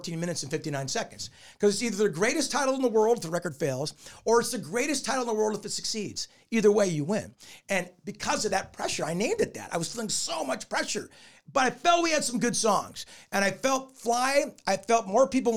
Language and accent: English; Newport Beach, California, United States; I grew up in Newport Beach and that was very important to me.